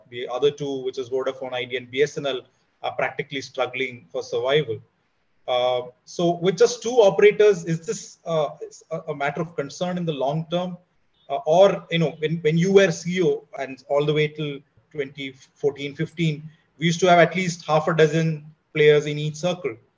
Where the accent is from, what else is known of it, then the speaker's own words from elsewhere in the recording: India; as an Indian